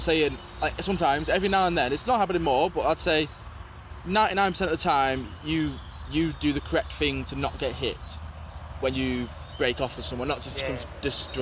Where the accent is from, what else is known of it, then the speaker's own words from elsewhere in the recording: United Kingdom; we're British.